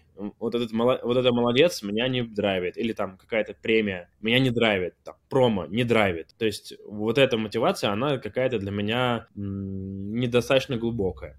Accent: Armenia; я с, из Армении.

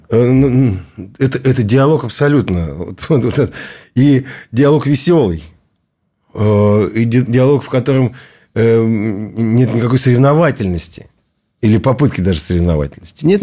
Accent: Siberia, Russia; Он одессит, я из Сибири.

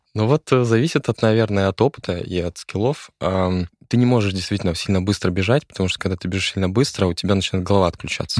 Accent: Nakhodka, Primorsky Krai, Russia; Это в Находке. Я из Находки.

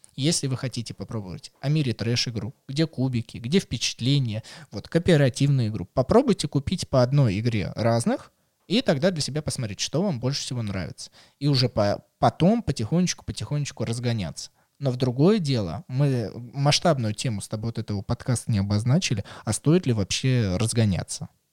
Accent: Russia; мы из России

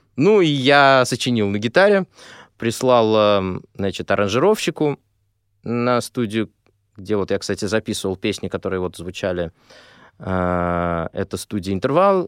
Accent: Moscow, Russia; я москвич

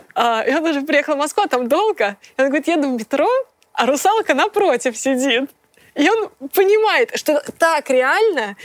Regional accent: Minsk, Belarus; moved away as an adult; also born or lived in Moscow; Я из Минска

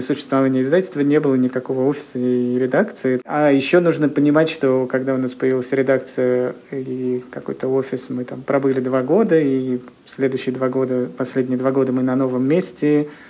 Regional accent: Kirishi, Leningrad Oblast, Russia; moved away as an adult; now in Saint Petersburg, Russia; я родился в небольшом городе, который находится в 150 километрах от Санкт-Петербурга. Он называется Кириш, и там я жил до 20 лет

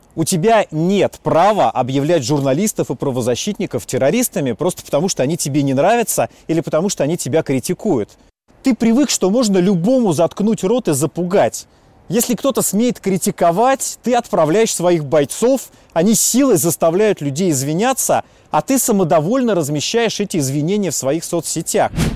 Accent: Moscow, Russia; я родился и вырос в Москве

